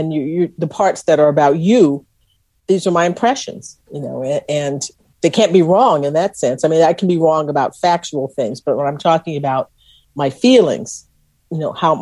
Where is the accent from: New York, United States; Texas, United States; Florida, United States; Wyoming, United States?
Texas, United States; they knew I was from Texas